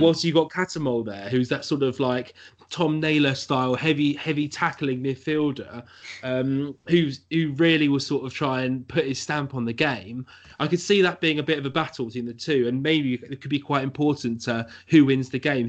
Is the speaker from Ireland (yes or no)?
yes; Ireland; I'm also Irish